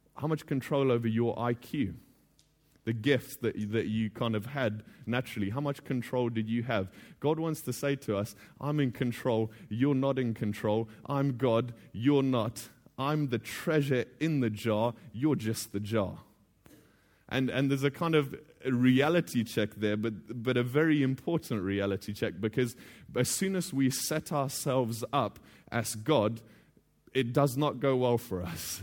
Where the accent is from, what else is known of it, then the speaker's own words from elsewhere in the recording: Botswana; now in The Hague, Netherlands; I'm originally from Botswana, but I'm now living in The Hague with my family.